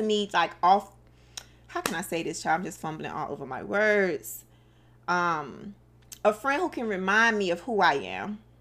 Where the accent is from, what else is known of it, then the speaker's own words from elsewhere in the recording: Miami, Florida, United States; I'm from Dade County